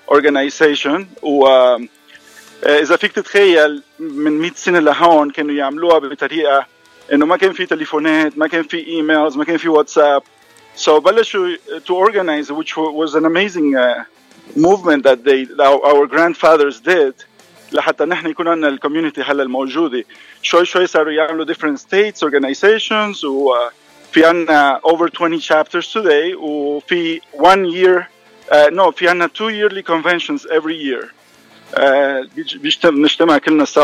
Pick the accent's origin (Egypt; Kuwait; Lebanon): Lebanon; now in Venezuela; extremely valuable for us uh, كلبنانية بالغربة